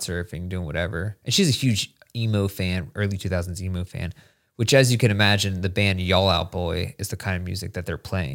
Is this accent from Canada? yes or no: no; Hershey, Pennsylvania, United States; moved away; I grew up outside of Hershey